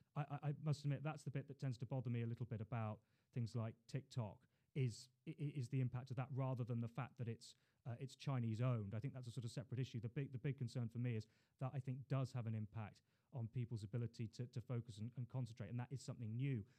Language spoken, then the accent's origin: English; London, United Kingdom; also born or lived in Hull / China; I was born in Queen Mary's Hospital. Uh, grew up in Putney